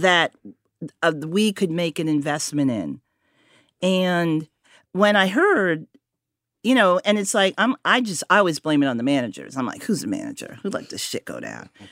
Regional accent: Connecticut, United States; also born or lived in Harlem, New York; I was born in Connecticut, but I grew up between Connecticut and Harlem

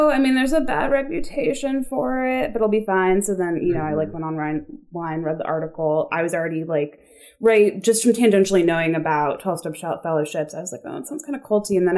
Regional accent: Chevy Chase, Maryland, United States; moved away as an adult; also born or lived in Washington, D.C.; I grew up in Chevy Chase, Maryland

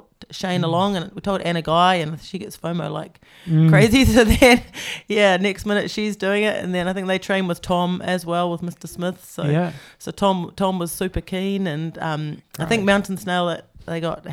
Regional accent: Wellington, New Zealand; I'm from Wellington

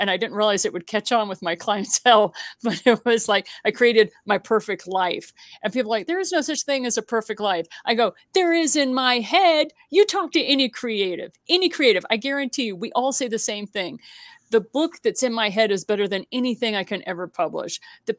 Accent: Missouri, United States; And for me, it's about the grits. Okay. I'm from Southern Missouri.

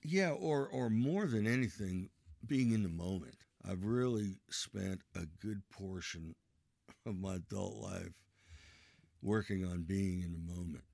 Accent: Ohio, United States; Where am I from? I'm from Ohio.

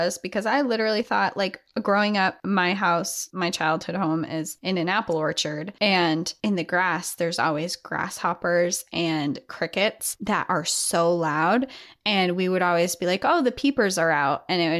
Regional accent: New Hampshire, United States

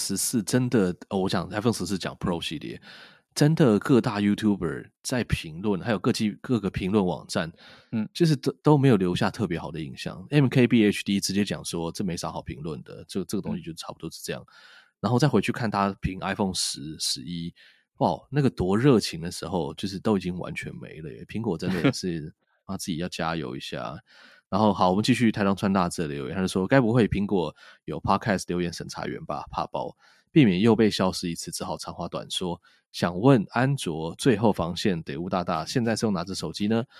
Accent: Taiwan; 我们身为台湾人，

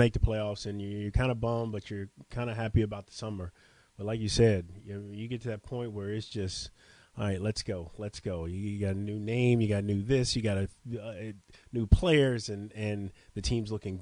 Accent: Longview, Texas, United States; moved away as an adult; also born or lived in Houston, Texas; now in New Orleans, United States; here I am at 43 from Longview, Texas

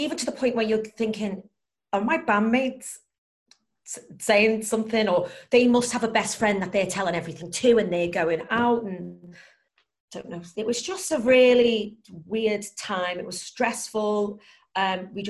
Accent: Liverpool, North West England, United Kingdom; I was born and raised in Liverpool.

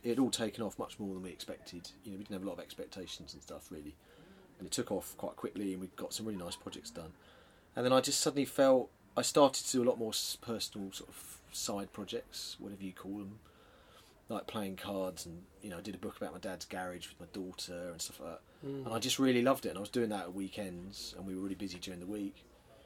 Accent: London, United Kingdom; also born or lived in Norwich; I'm from South London. I grew up in the sort of suburbs of near Croydon.

